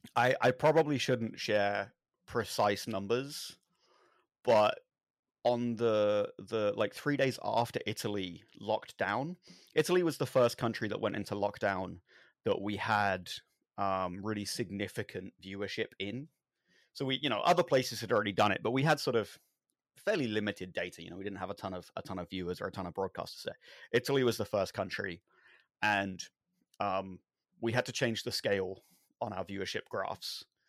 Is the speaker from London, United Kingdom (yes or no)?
yes; London, United Kingdom; I grew up in London.